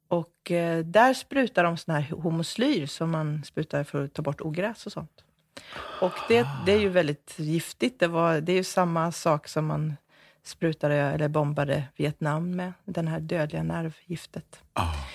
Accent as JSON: {"language": "Swedish", "town": "Jönköping", "region": "Jönköping County", "country": "Sweden", "tie": "born or raised there", "said": "jag föddes på det gamla Västra sjukhuset här i Jönköping"}